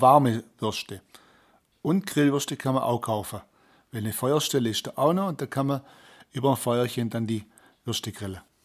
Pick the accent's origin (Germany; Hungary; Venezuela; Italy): Germany; Böttingen, Baden-Württemberg; Und da kommen wir auch durch Böttingen durch und das ist mein Heimatort